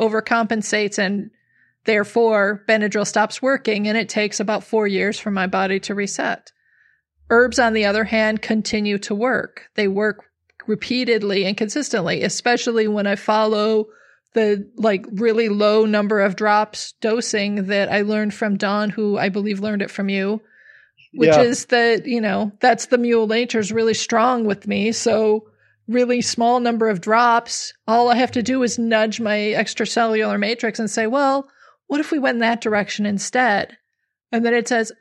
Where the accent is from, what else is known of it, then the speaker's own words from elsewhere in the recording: Minnesota, United States; I grew up in Minnesota